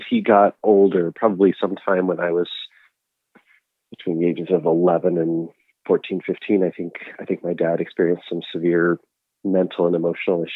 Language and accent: English; Seattle, Washington, United States; also born or lived in Flemington, New Jersey; I was born in Flemington, New Jersey, but 3 months later, my parents moved out to Seattle because my dad got a job at Boeing